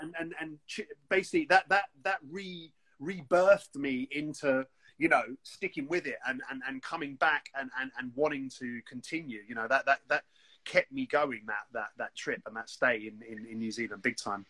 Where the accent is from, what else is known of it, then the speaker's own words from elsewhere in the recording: London, United Kingdom; We're two kids from West London.